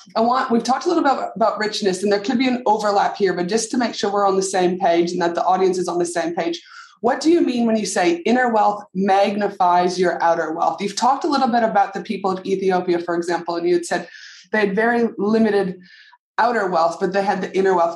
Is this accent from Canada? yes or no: yes; Canada; moved away; tuning in all the way from my home country, Canada